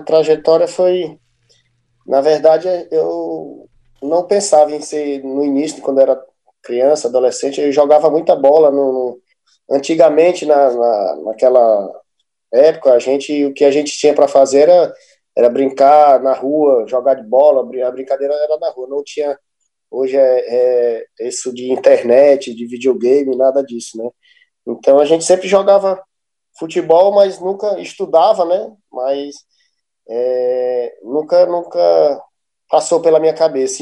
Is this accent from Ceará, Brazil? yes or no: yes; Fortaleza, Ceará, Brazil; Eu sou, sou natural daqui mesmo, né, de, de Fortaleza